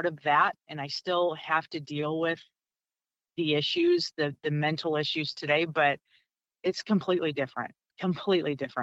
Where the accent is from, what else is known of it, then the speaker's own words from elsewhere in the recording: St. Louis, Missouri, United States; also born or lived in Rockford / Orlando; I'm originally from the St. Louis area